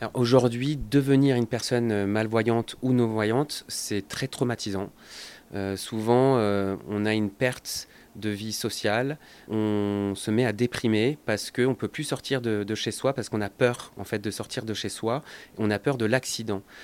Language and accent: French; France; chez nous en France